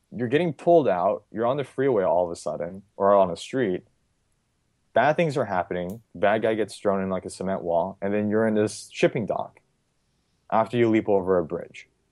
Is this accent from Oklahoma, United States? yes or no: no; California, United States; I'm from California